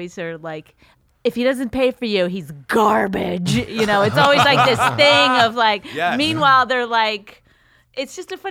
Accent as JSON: {"language": "English", "town": "Edmonton", "region": "Alberta", "country": "Canada", "moved": "yes", "said": "I'm from Edmonton."}